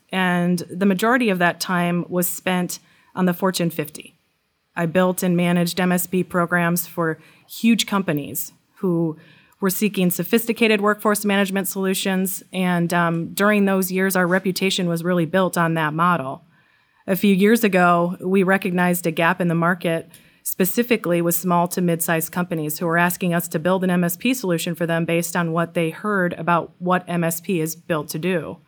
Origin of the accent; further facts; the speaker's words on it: Wisconsin, United States; also born or lived in Seattle / London; now in Baltimore, United States; So I'm from Wisconsin originally. I started my career there. We lived in Seattle, and then we moved to London, and we're now based at our corporate headquarters outside of Baltimore, Maryland.